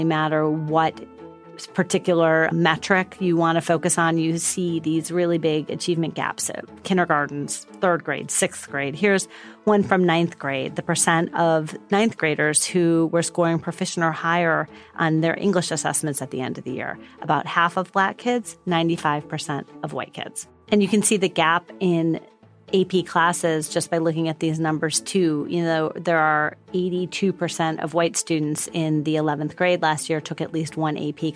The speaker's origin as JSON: {"language": "English", "town": "Shaker Heights", "region": "Ohio", "country": "United States", "tie": "born or raised there", "moved": "yes", "said": "I grew up in Shaker Heights and lived there for my whole childhood."}